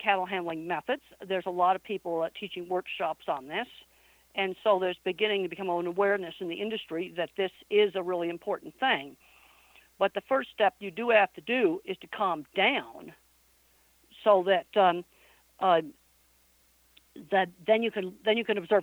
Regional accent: East Coast, United States; moved away as an adult; also born or lived in Arizona; I was raised on the East Coast

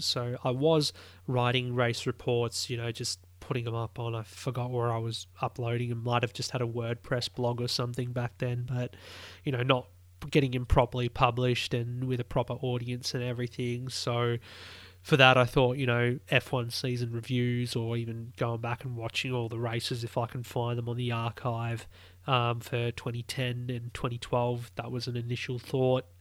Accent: Australia; as an Aussie

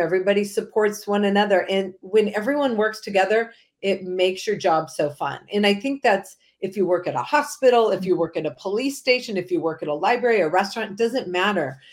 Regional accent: Manhattan Beach, California, United States; growing up in Southern California, volleyball is a big sport

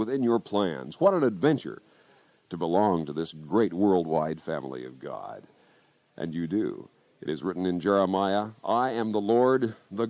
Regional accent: Kansas, United States; my home state of Kansas

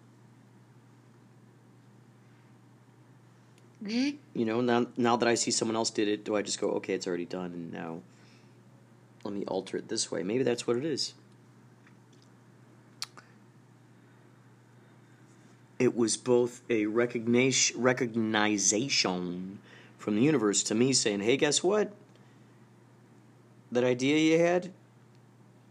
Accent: Carol Stream, Illinois, United States; I grew up in Carroll Stream, Illinois

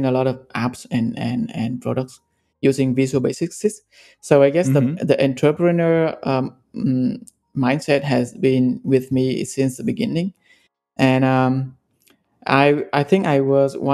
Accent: Vietnam; moved away as an adult; also born or lived in Ho Chi Minh City, Vietnam / Singapore; I grew up in Vietnam and studied in Ho Chi Minh City.

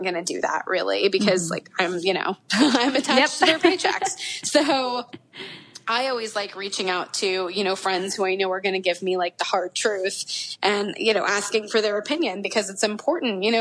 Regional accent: Florida, United States; now in Los Angeles, United States; even though I'm from Florida. So even though I live

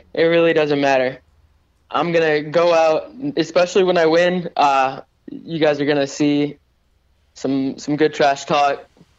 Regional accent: Warsaw, Indiana, United States; now in Detroit, United States; No, I'm from Warsaw, Indiana, actually. That's where I'm originally from, but I live in Detroit right now.

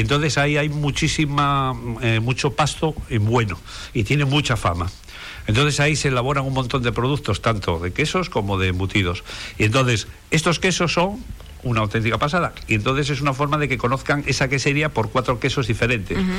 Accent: Asturias, Spain; now in Canary Islands, Spain; mi tierra, que es Asturias

